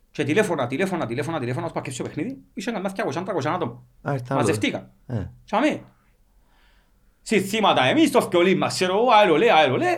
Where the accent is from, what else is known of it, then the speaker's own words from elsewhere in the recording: Cyprus; Εμείς είμαστε από την Κύπρο. Ήρθαμε για παιχνίδι.